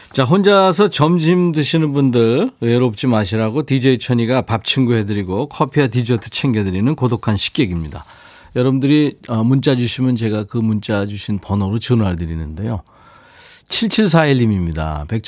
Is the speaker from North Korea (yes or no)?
no; Yangsan, South Gyeongsang, South Korea; 저도 양산이에요.